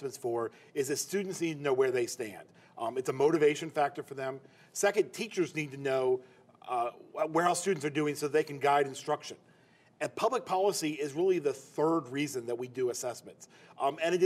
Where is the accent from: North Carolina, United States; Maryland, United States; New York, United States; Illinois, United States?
North Carolina, United States; Chapel Hill; I grew up in Chapel Hill in North Carolina